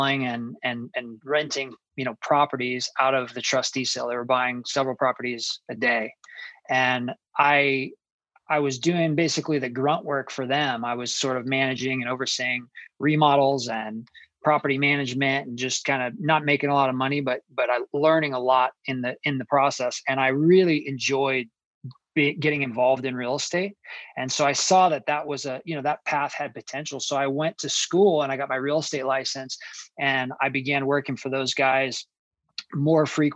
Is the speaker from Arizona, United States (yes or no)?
yes; Phoenix, Arizona, United States; I grew up in Phoenix, Arizona